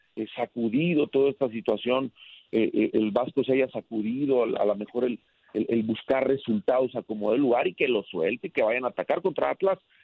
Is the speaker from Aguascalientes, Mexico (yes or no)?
no; León, Guanajuato, Mexico; el cariño que tengo por León, por mi tierra